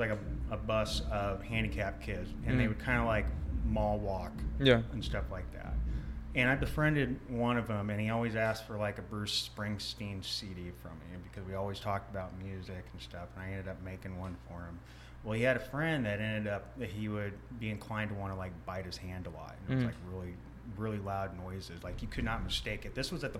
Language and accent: English; Philippines; born there; I was born on base in the Philippines, mm-hmm. In the mid 80s.